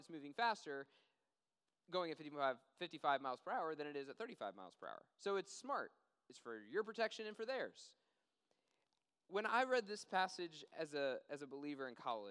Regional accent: Washington, District of Columbia, United States; moved away; I grew up in Washington, D.C., and we get more snow than we get down here

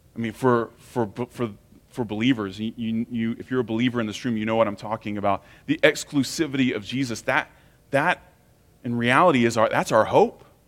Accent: United States; especially as American Christians

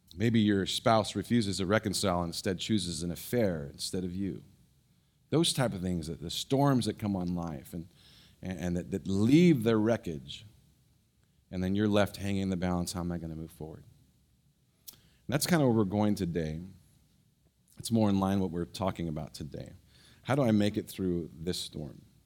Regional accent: San Francisco Bay Area, California, United States; moved away; I grew up in the Bay Area, San Francisco Bay Area

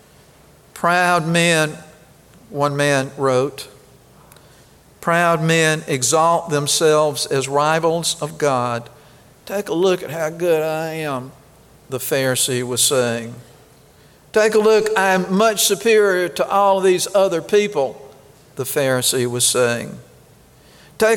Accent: Kosciusko, Mississippi, United States; I was born in Kosciuszko

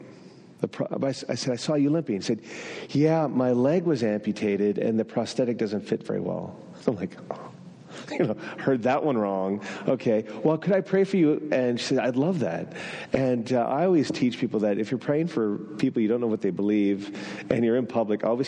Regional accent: northern New Brunswick, Canada; first language French; English is a second language; moved away; I grew up in northern New Brunswick in a French community. I learned to swear in French first, which means that my mother tongue is French.

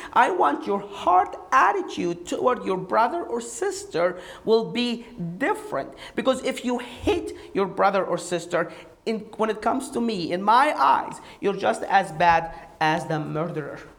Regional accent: Egypt; moved away as an adult; now in United States; I did not grow up in this country. I grew up in Egypt

